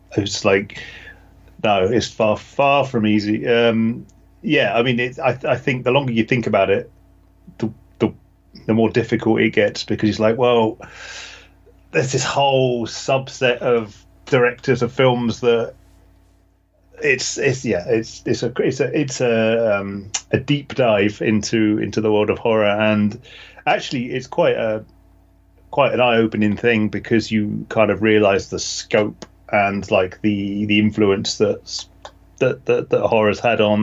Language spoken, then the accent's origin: English; United Kingdom; coming from UK, we don't celebrate Thanksgiving